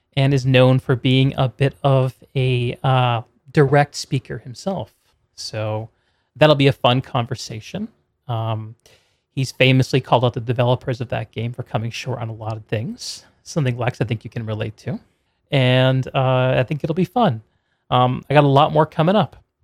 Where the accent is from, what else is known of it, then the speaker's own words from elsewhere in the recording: Connecticut, United States; moved away; I grew up in Connecticut